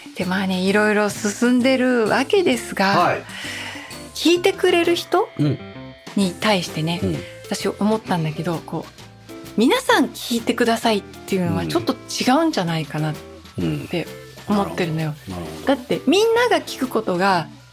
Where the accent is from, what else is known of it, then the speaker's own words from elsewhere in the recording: Tokyo, Japan; 私たち東京出身じゃないですか